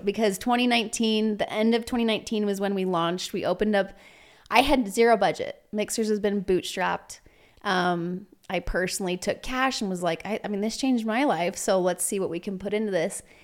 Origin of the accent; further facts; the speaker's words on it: Provo, Utah, United States; also born or lived in Walnut Creek, California / Salt Lake City, Utah; I spent most of my childhood in Provo. I went to school and all my upbringing was in Provo.